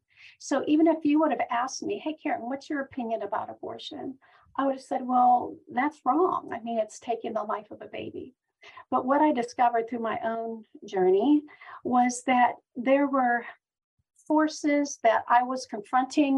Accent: Pennsylvania, United States; now in Knoxville, United States; I was born and raised in Pennsylvania.

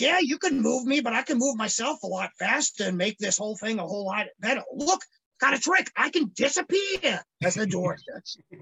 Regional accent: Phoenix, Arizona, United States; moved away; growing up, I grew up in Phoenix, Arizona.

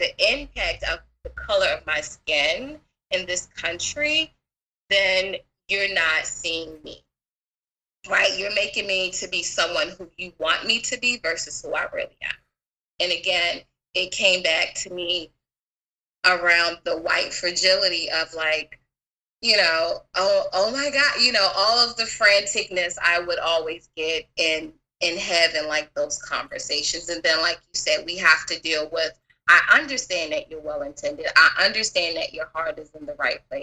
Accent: Baltimore, Maryland, United States; now in California, United States; I'm originally from Baltimore

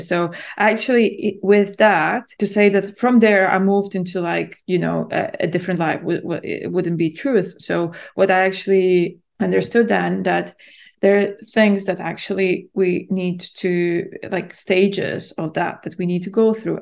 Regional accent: Latvia; moved away as an adult; also born or lived in London, United Kingdom; I'm born and raised in Latvia, and then I moved to the U K to study in university in London when I was, yeah, in my early twenties.

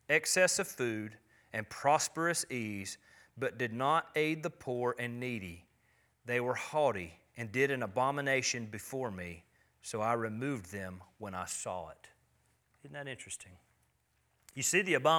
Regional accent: United States; I'm an American

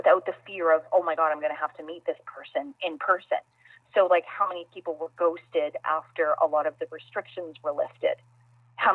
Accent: Canada; being Canadian

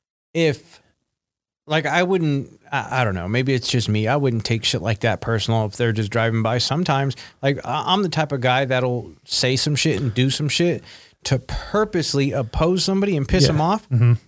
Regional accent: Los Angeles, California, United States; I grew up in different areas. I grew up in East LA for part of my life, and then I grew up in the South Bay.

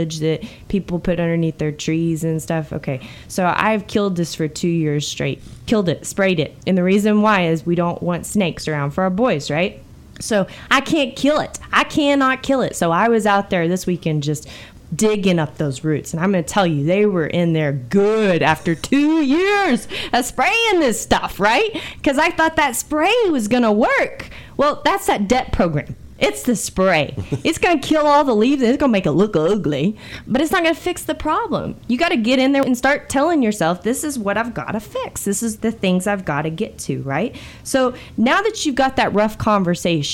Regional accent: United States; we do that as Americans

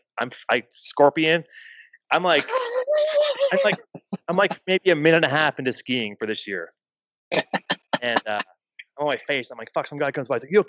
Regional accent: Ontario, Canada; moved away; I grew up in Ontario

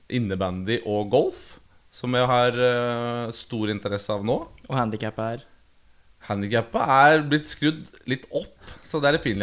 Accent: Manglerud, Oslo, Norway; Jeg er oppvokst på Manglerud.

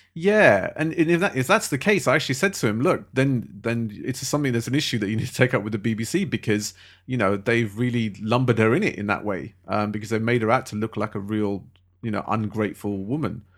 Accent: London, United Kingdom; I love being a Londoner

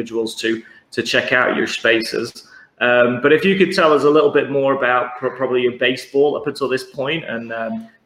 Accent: London, United Kingdom; we're from London.

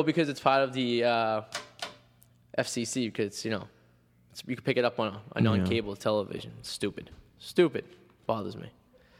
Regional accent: Revere, Massachusetts, United States; I'm from Revere, so it's like the Jersey Shore almost.

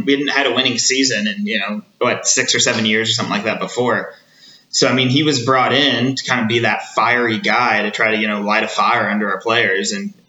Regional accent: Southwest Missouri, United States; moved away; I'm originally from Southwest Missouri

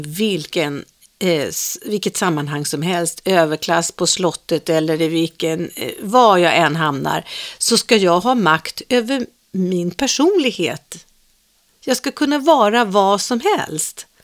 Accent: Stockholm, Stockholm County, Sweden; also born or lived in Farsta; Jag föddes ju då i Farsta, men sen växte jag upp i Svedmyra

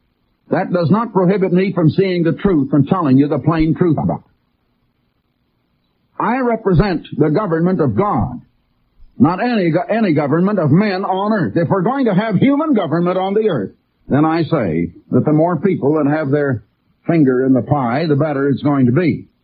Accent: United States; I am as red-blooded an American as anybody I know. I was not only born here, but my parents were born here, and my 4 grandparents were born here, and my 8 great-grandparents were born here

